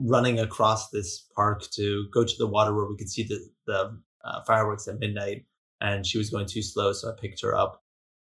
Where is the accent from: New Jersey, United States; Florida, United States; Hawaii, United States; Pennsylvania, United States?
Hawaii, United States; moved away as an adult; also born or lived in California / Sweden; I was studying abroad from Hawaii. I went from Hawaii to California, and then California to Sweden